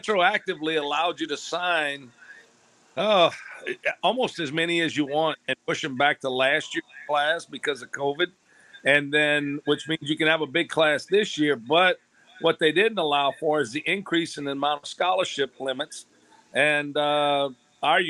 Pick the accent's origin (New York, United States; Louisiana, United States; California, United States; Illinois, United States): Louisiana, United States; I'm from Louisiana